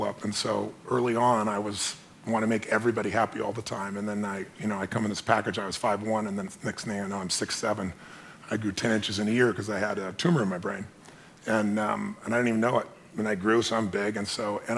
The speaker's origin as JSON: {"language": "English", "town": "Azusa", "region": "California", "country": "United States", "tie": "born or raised there", "said": "I was a kid from Azusa"}